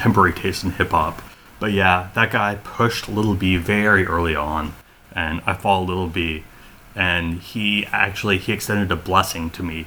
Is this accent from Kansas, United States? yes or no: yes; Lawrence, Kansas, United States; moved away as an adult; also born or lived in Oakland, California / Ann Arbor, Michigan / Sacramento, California; We moved to Lawrence, Kansas. Grew up there.